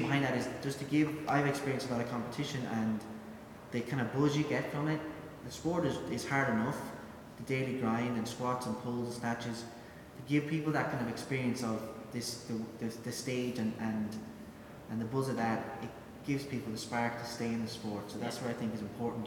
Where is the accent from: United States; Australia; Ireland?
Ireland; moved away as an adult; also born or lived in United Kingdom; I was from Ireland